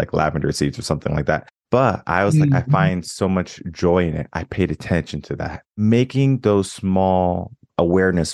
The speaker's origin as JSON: {"language": "English", "region": "Connecticut", "country": "United States", "tie": "born or raised there", "moved": "as an adult", "lives_now": "Texas, United States", "said": "I was born and raised in Connecticut, moved to Texas 2016"}